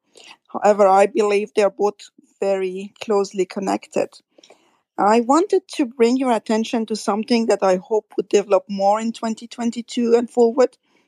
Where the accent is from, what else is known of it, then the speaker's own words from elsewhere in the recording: France; accent: French; English is a second language; my French accent.